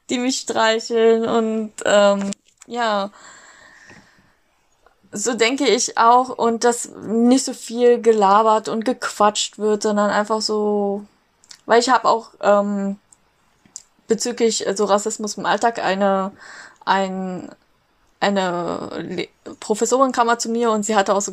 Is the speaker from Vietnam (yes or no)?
yes; Vietnam; Und ich so, ich bin Vietnamesin, aber okay, Ni Hao zurück.